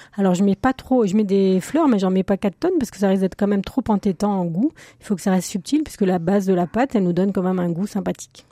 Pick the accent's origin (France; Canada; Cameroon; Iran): France; the West, western France; je suis originaire de l'Ouest